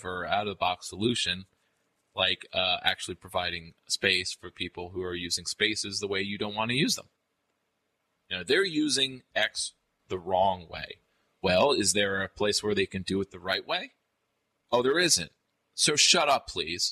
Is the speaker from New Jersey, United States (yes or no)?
no; Albany, New York, United States; my hometown, Albany